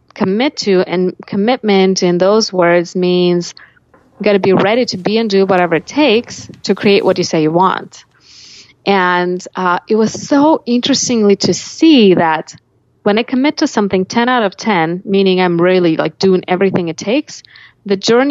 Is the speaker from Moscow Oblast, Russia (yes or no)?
yes; Sergiev Posad, Moscow Oblast, Russia; moved away as an adult; now in United States; I grew up in Russia in a little town called Sergiev Posad that's about 60 miles from Moscow